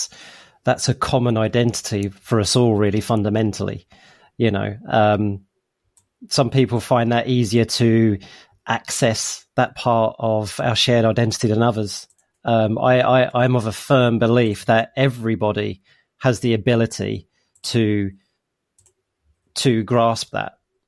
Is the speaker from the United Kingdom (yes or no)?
yes; East of England, United Kingdom; also born or lived in United States; So you know, I have some influences of being in America for a bit, so, and you know, I'm originally come from Essex, I've got Cockney parents, all that kind of stuff, and it's all formed my identity today.